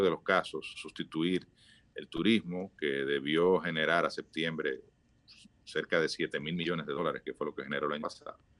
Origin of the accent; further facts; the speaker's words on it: Dominican Republic; todos somos dominicanos